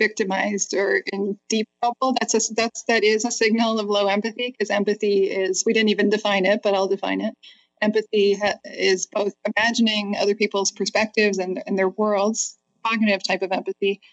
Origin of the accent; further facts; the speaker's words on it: Canada; moved away as an adult; now in United States; I'm a Canadian, and I had just moved to the States in fall 2001